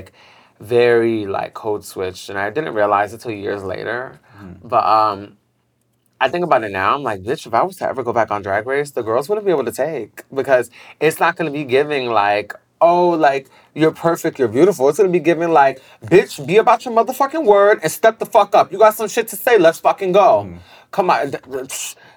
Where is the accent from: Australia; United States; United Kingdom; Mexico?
United States; New York City, New York; growing up in Bed-Stuy, was just really, like, all about hustling